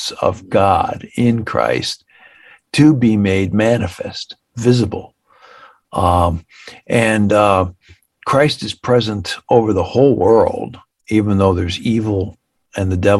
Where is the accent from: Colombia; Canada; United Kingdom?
Canada; now in United States; I grew up in Canada